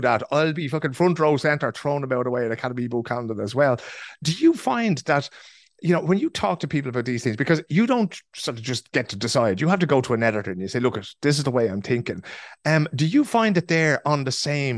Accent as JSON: {"language": "English", "town": "Dublin", "region": "Leinster", "country": "Ireland", "tie": "born or raised there", "moved": "as an adult", "lives_now": "Stockholm, Sweden", "said": "I grew up in Dublin, right, in the north side of Dublin"}